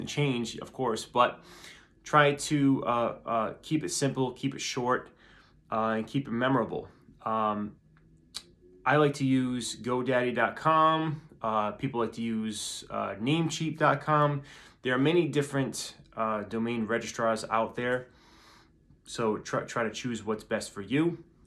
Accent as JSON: {"language": "English", "region": "Rhode Island", "country": "United States", "said": "I'm from Rhode Island"}